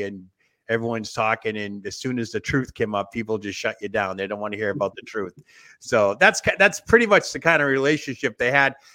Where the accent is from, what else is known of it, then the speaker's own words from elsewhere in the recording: Quincy, Massachusetts, United States; moved away as an adult; now in Centerville, Iowa, United States; I grew up in Quincy.